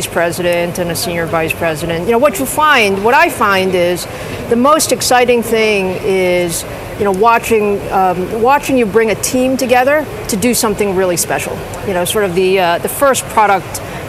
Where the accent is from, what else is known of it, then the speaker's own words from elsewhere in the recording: New York City, New York, United States; I grew up in Queens.